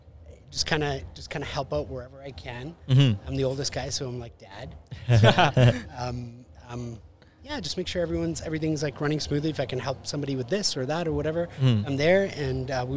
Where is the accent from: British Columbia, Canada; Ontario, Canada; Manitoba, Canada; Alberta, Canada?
Manitoba, Canada; Winnipeg; moved away as an adult; also born or lived in Costa Rica; I was from Winnipeg to Costa Rica, right, and then back to Winnipeg.